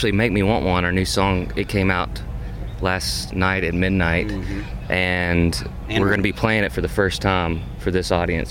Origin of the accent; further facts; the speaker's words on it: Kentucky, United States; growing up in Kentucky, my world was small